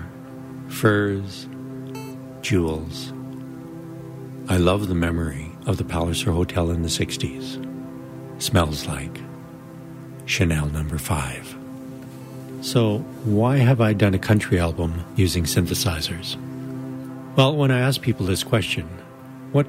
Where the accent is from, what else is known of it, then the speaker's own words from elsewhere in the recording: Rainier, Alberta, Canada; also born or lived in Brooks, Alberta; I grew up on a potato farm in Rainier, Alberta, Canada